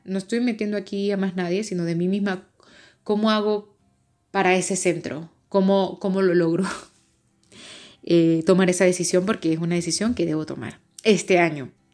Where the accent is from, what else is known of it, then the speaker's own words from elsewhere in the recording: Venezuela; moved away as an adult; now in Madrid, Spain; soy venezolana